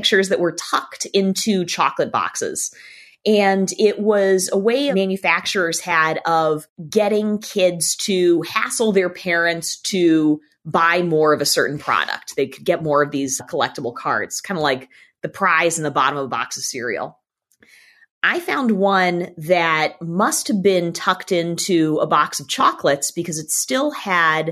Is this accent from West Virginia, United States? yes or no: no; Boston, Massachusetts, United States; I'm originally from Boston in the northeastern United States